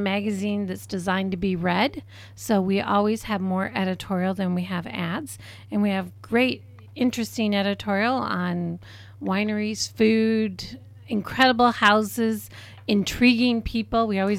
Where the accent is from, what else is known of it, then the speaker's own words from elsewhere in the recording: Germany; born there; As I mentioned, I was born in Germany, Deutschland.